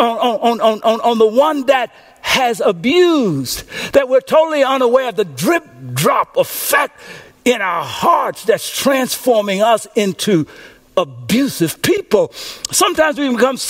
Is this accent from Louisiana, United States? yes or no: yes; Louisiana, United States; When I was a little boy growing up in Coachella, Louisiana, we lived in a house